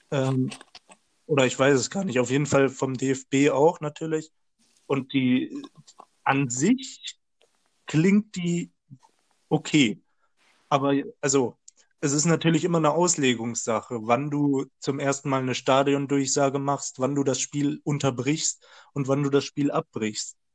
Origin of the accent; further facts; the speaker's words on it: Dortmund, North Rhine-Westphalia, Germany; Klar, ich als Dortmunder mag sie nicht